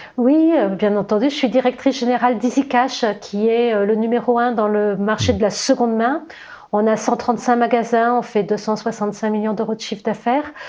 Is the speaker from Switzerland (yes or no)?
no; Versailles, Île-de-France, France; je suis née à Versailles, euh, dans, la région parisienne, dans une famille nombreuse